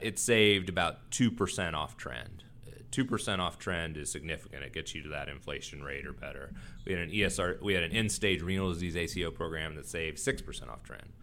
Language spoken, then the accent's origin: English; Texas, United States; also born or lived in Washington, D.C.; now in North Carolina, United States; I grew up in Texas